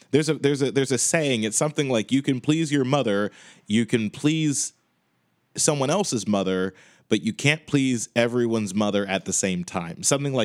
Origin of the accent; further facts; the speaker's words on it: Chicago, Illinois, United States; now in Boston, United States; I'm currently living in Boston, but I am from Chicago.